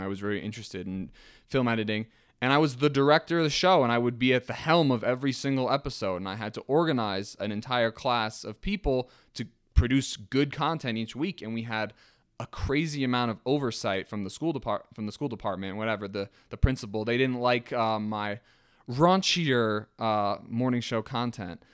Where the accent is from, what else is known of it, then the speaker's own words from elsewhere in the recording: Ringwood, New Jersey, United States; also born or lived in Manhattan, New York / England; I was born in Manhattan. I, I grew up in Ringwood, New Jersey, my entire life